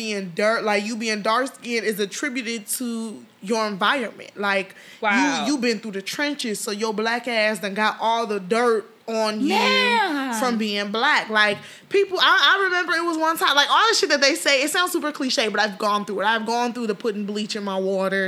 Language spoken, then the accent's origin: English; Chicago, Illinois, United States; also born or lived in Portugal / Nigeria (ancestry); I moved to Chicago. I'm 5 years old